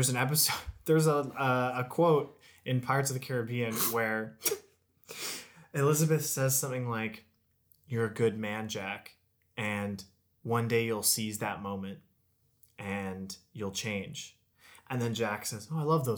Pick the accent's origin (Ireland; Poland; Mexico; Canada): Canada; a lot of the people in my hometown were on CERB